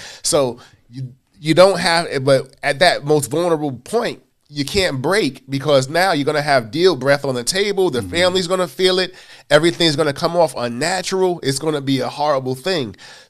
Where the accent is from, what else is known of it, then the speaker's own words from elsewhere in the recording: Queens, New York, United States; I'm from Queens. Yes, yes, yes. Yeah. Born in Hollis, Queens, raised in South Jamaica.